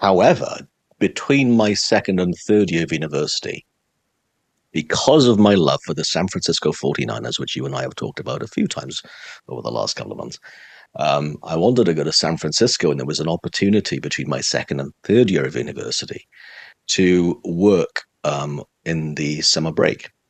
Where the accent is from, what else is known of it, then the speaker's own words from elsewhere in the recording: Swansea, Wales, United Kingdom; moved away as an adult; also born or lived in Cardiff; I grew up in the city of Swansea in South Wales